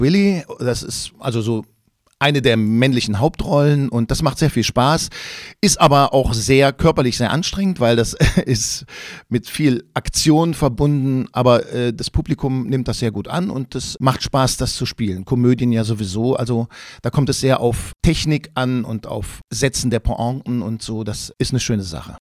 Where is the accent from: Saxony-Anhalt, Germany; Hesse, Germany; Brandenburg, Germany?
Saxony-Anhalt, Germany; Quedlinburg; ich bin in Quedlinburg im Harz groß geworden